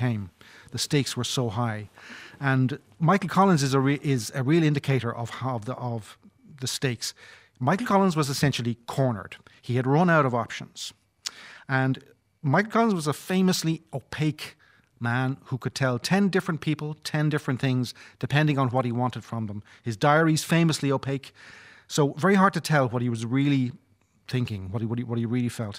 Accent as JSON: {"language": "English", "country": "Ireland"}